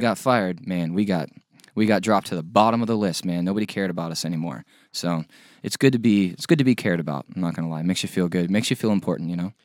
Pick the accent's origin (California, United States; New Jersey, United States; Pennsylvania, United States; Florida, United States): Florida, United States; Middleburg; from Middleburg, Florida. I still live there